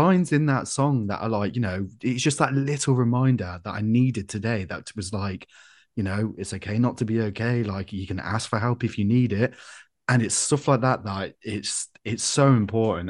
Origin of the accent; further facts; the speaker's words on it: Coventry, West Midlands, United Kingdom; I'm from Coventry.